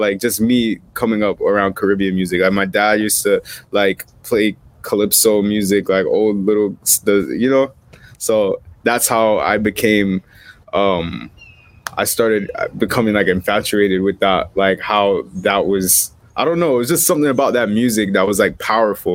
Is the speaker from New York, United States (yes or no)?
yes; New York City, New York, United States; also born or lived in Florida; now in Miami, United States; I grew up in Brooklyn, so like I'm obviously American